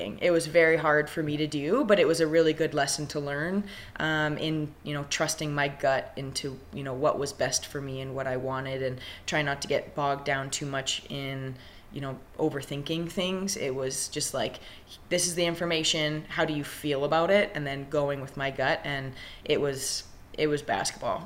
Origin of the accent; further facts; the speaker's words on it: Ryley, Alberta, Canada; I grew up in Riley, Alberta. It's a town of between 400 and 500, about 45 minutes to an hour east of Edmonton